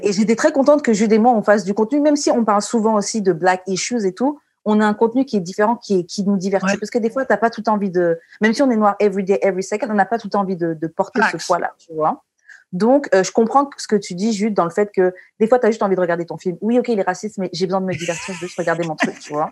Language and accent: French; Martinique; je suis martiniquaise